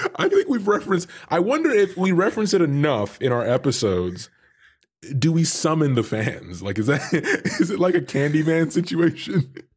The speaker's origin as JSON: {"language": "English", "country": "Canada", "said": "I'm Canadian"}